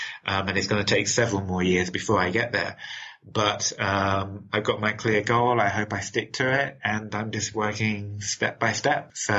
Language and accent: English; London, United Kingdom; accent: London; So when I was working, I was speaking my original London accent.